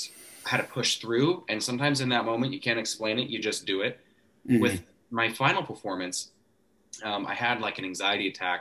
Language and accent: English; Coeur d'Alene, Idaho, United States; I'm from Coeur d'Alene